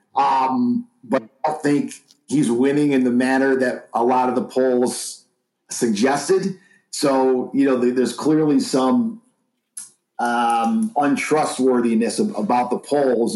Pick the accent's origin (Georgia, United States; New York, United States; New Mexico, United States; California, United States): New York, United States; moved away; my home state of, of, New York for a couple of weeks here, visiting family and stuff